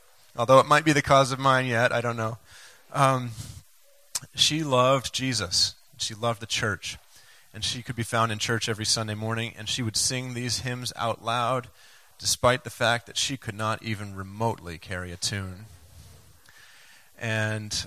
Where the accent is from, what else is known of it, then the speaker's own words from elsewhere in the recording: Maine, United States; growing up in Maine